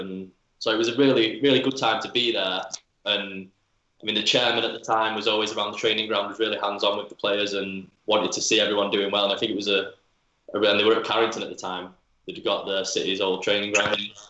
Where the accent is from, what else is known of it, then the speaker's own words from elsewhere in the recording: Manchester, North West England, United Kingdom; I grew up a United fan. Yeah, I was from